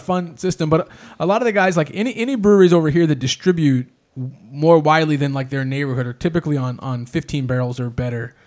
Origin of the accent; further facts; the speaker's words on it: Indianapolis, Indiana, United States; we're from Indianapolis, Indiana. So the heart of the Midwest is where we're from